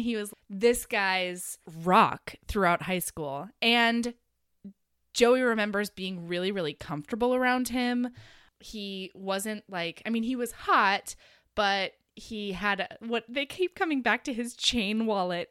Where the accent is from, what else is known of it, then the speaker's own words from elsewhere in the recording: Oregon, United States; also born or lived in Hawaii; I was born in Hawaii and grew up in Oregon.